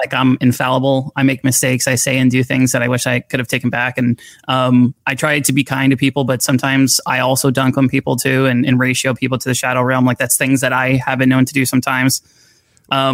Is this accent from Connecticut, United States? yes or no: no; Florida, United States; I grew up in Florida